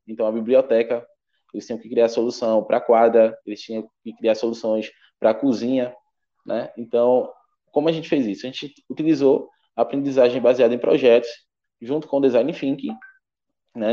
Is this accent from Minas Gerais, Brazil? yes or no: no; Pernambuco, Brazil; sou aqui de Pernambuco